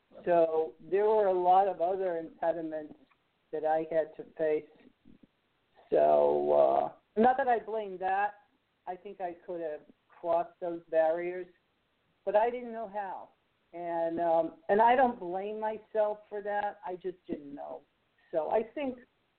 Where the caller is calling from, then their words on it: Alabama, United States; I'm calling from Alabama.